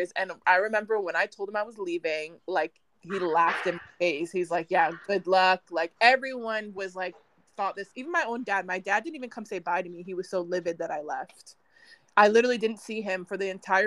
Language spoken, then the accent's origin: English; United States; moved away as an adult; also born or lived in Vancouver; So for me growing up, I grew up in the States